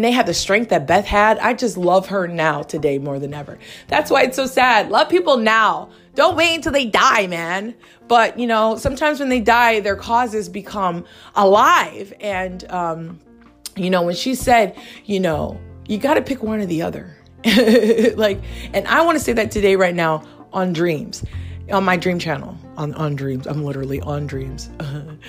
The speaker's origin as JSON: {"language": "English", "region": "Hawaii", "country": "United States", "tie": "born or raised there", "moved": "yes", "said": "I grew up in Hawaii, like the real high life"}